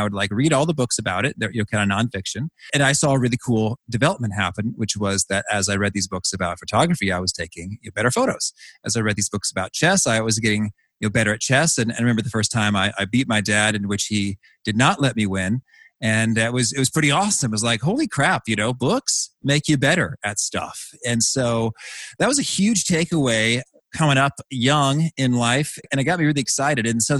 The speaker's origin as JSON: {"language": "English", "town": "Danville", "region": "Illinois", "country": "United States", "tie": "born or raised there", "said": "when I was just a kid growing up in Danville, Illinois"}